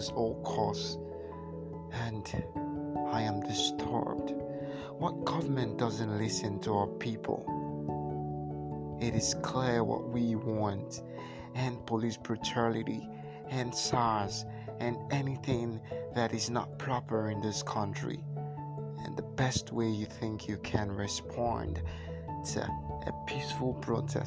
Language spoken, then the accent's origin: English; Nigeria; I'm Nigerian